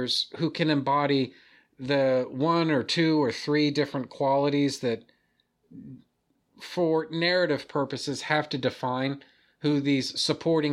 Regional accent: United States; I'm American and we speak English here

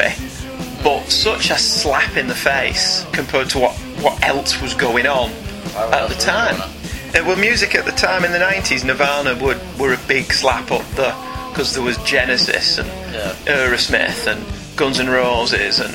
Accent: United Kingdom; I'm British and middle class and white boy

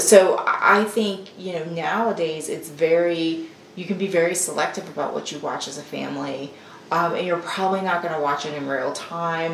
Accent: the South, United States; as a Southerner

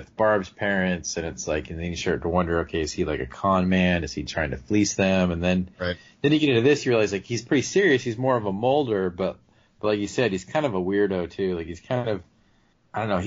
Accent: southern Arizona, United States; I grew up like in a little town, like just north of the border in southern Arizona

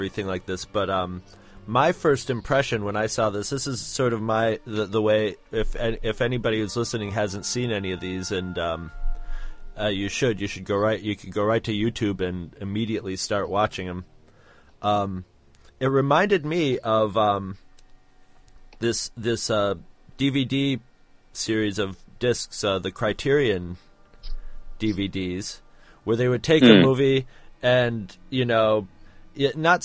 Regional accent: United States; being an American and being, hey, hi, I'm an American

